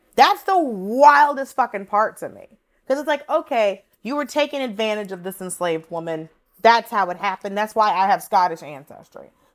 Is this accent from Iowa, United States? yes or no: no; Atlanta, Georgia, United States; growing up in Atlanta, I lived in a predominantly Latino, predominantly Mexican neighborhood